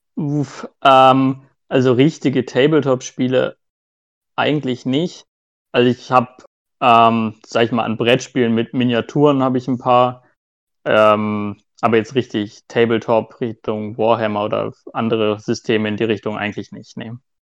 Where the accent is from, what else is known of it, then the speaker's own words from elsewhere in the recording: near Hanover, Lower Saxony, Germany; moved away as an adult; now in Nuremberg, Germany; Ich komme hier aus Nürnberg, beziehungsweise komme ich eigentlich aus der Nähe von Hannover, aber seitdem ich jetzt äh, studiert habe, wohne ich in der Nähe von Nürnberg